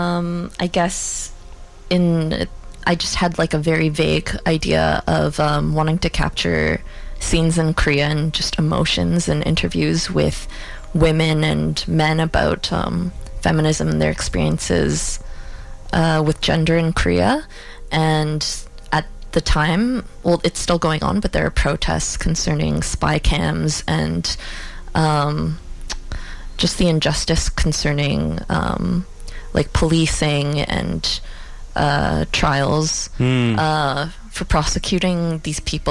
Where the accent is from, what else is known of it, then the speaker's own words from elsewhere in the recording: Toronto, Ontario, Canada; now in Vancouver, Canada; I'm originally from Toronto